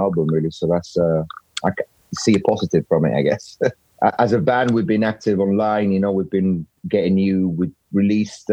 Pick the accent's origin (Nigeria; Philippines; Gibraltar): Gibraltar; moved away as an adult; I'm from Gibraltar